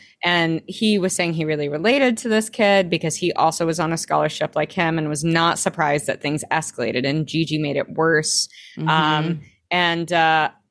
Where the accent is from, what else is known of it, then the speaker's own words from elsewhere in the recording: Arkansas, United States; I grew up in Arkansas